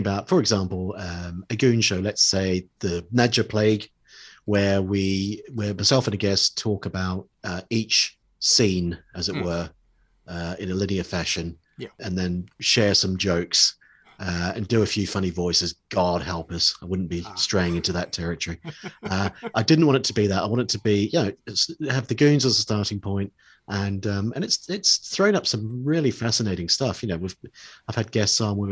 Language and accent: English; New Zealand; now in United Kingdom; growing up in New Zealand, in the late 70s